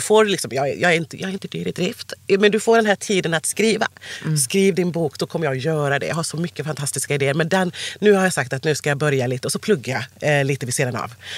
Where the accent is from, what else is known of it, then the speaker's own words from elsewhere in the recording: Sandared, Västra Götaland, Sweden; accent: västgötska; also born or lived in Cali, Colombia; Jag, jag föddes i Colombia, i Cali. Kom hit 86, född 85. Och sen så ja, då, då växte jag upp lite utanför Borås, mm. eh, istället som heter Sandared.